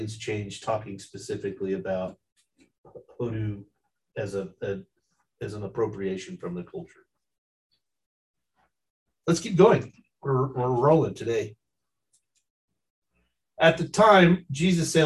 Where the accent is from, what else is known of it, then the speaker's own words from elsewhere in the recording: McAlester, Oklahoma, United States; I grew up in McAllister